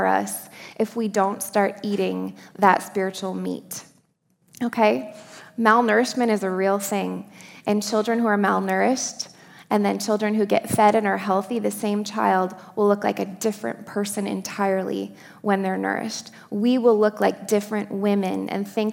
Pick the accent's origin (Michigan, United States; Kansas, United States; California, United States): Michigan, United States; Upper Peninsula of; I grew up in the Upper Peninsula of Michigan